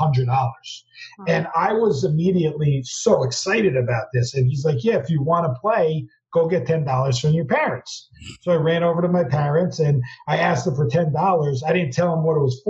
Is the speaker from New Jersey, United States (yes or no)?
yes; New Jersey, United States; growing up in Jersey